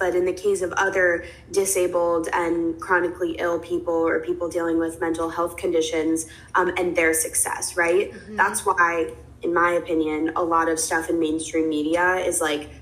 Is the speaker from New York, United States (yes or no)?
yes; New York City, New York, United States; moved away as an adult; also born or lived in Los Angeles; I am a New Yorker, born and raised. I grew up here, but when college came around, I wanted to leave